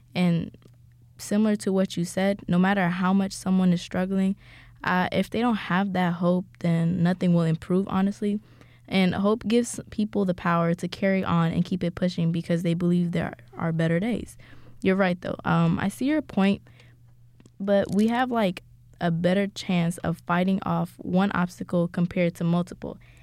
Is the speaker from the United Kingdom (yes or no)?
no; Ethiopia; moved away; I am from Ethiopia